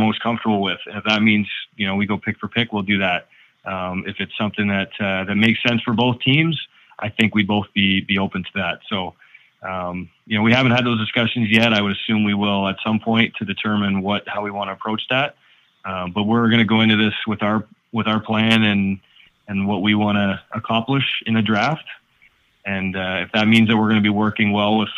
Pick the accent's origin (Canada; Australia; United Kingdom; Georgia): Canada; Peterborough, Ontario; also born or lived in Denver, Colorado; I'm from Peterborough